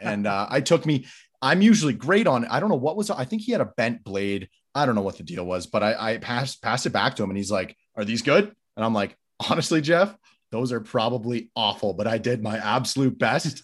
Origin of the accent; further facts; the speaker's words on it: Calgary, Alberta, Canada; I'm Canadian, grew up in Calgary